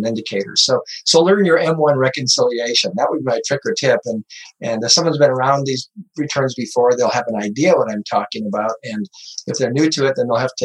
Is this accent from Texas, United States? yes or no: no; Butte, Montana, United States; I grew up in Butte, Montana, painting the old mines and the old buildings in cool downtown Butte